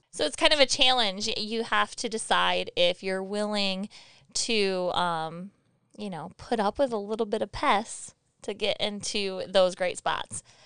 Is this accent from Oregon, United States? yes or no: no; Michigan, United States; moved away; we're from Michigan